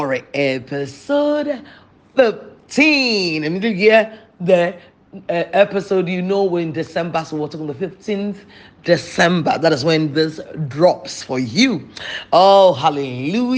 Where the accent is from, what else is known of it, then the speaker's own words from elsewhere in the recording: Ghana; I come from a Anglophone country, so I come from Ghana, and I am not able to speak French.